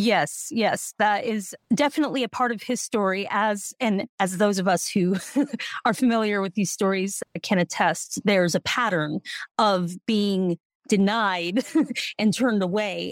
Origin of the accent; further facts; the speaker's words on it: Denver, Colorado, United States; I'm from Denver, so you can guess my allegiances